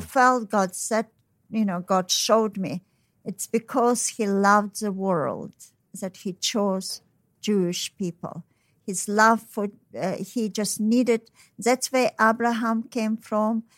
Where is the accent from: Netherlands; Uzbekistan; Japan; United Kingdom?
Uzbekistan; Tashkent; moved away; I was born in Tashkent, so it's, uh, you know, Tashkent is, uh, near China and Mongolia